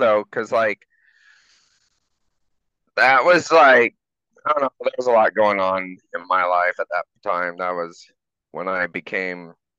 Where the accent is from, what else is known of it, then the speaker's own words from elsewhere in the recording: Georgia, United States; moved away; I grew up in Georgia, so you get a lot of flash flooding, tornadoes, different things like that.